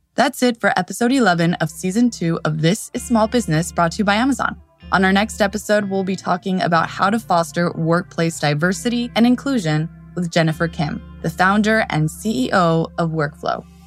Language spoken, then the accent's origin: English; Mexico; English is a second language; Growing up in Mexico and crossing the border to study in the States